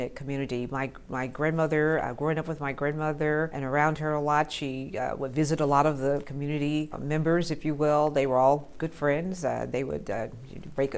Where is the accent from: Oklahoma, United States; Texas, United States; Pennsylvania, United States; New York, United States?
Oklahoma, United States; Tulsa; also born or lived in Chicago, Illinois; I grew up here in Tulsa, Oklahoma, from an infant. I was born in Chicago, Illinois, but very shortly thereafter, we transitioned here.